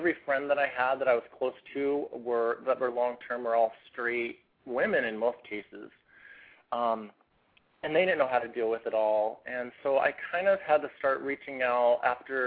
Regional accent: Spokane, Washington, United States; also born or lived in Seattle, Washington; now in Portland, United States; I was raised in Spokane, Washington. That was my home for homes, and I moved to Seattle about 9 years ago

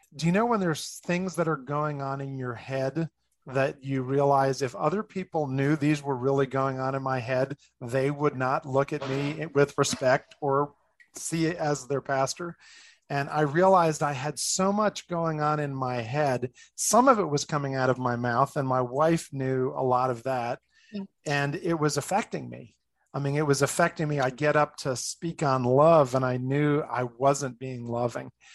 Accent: New Jersey, United States; moved away as an adult; also born or lived in Boston area, Massachusetts; now in Colorado, United States; I'm from originally New Jersey. I grew up outside of New York City

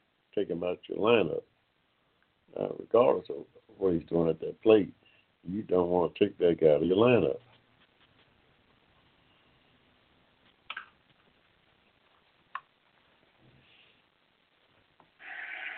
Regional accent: Ohio, United States; now in Georgia, United States; I'm an old Georgia boy myself. I was born here in Georgia. Spent a lot of my formative years in Ohio.

